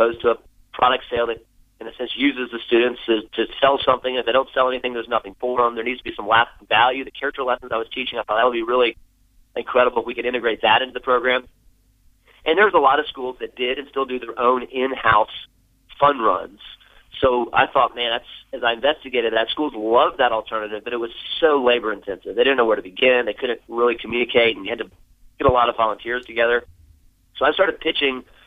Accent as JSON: {"language": "English", "region": "South Florida", "country": "United States", "tie": "born or raised there", "also_born_or_lived": "Birmingham, Alabama", "moved": "as an adult", "said": "I grew up in South Florida, went to college in Birmingham, Alabama"}